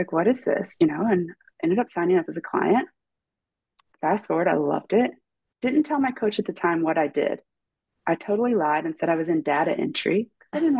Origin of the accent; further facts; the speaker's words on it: Ripley, Ohio, United States; I'm originally from Ripley, Ohio, which is like a small little dot on the map that no one in the world would ever know where it is, outside of Cincinnati. Grew up in a tiny little town